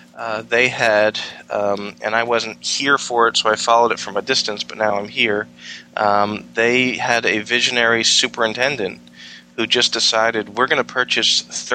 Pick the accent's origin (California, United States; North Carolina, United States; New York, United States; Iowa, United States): New York, United States; now in Virginia, United States; I came from New York, particularly Long Island on New York, where just on Long Island we had 125 separate school districts